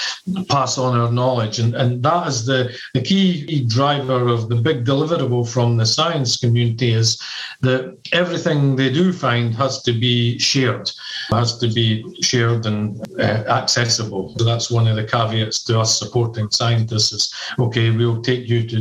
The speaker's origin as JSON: {"language": "English", "region": "Scotland", "country": "United Kingdom", "also_born_or_lived": "United States / Singapore", "moved": "yes", "said": "I'm from Scotland. I've lived in America. I've lived in Singapore"}